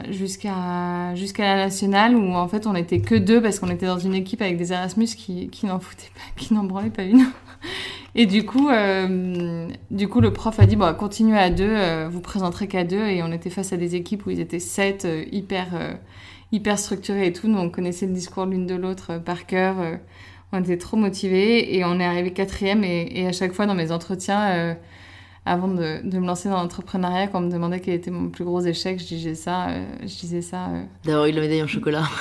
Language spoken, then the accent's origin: French; Paris, Île-de-France, France; Alors moi, euh, je suis belge, en soi je suis née à Paris, mais je suis belge euh, et j'ai toujours vécu à Paris.